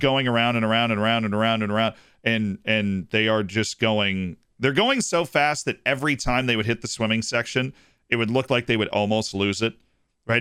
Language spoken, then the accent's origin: English; Tampa, Florida, United States; You have Tampa, which is the old city in Florida that's got the Cuban cigar factories, the old downtown, the amazing food. I clearly love my hometown.